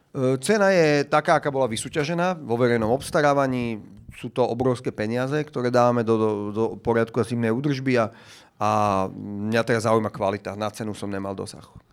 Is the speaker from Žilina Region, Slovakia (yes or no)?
no; Bratislava, Bratislava Region, Slovakia; ja som vyrastal väčšinu detstva na Šavku